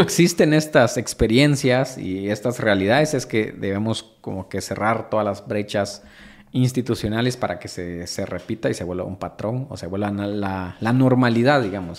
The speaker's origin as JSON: {"language": "Spanish", "country": "Guatemala", "said": "como guatemaltecos"}